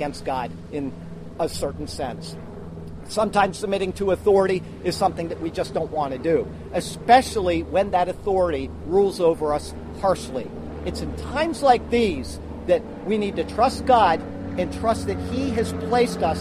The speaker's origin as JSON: {"language": "English", "country": "United States", "said": "me as an American"}